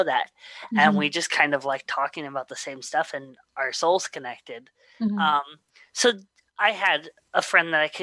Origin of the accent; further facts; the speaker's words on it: Slippery Rock, Pennsylvania, United States; also born or lived in Louisiana; born in Louisiana, but I was raised in Slippery Rock, Pennsylvania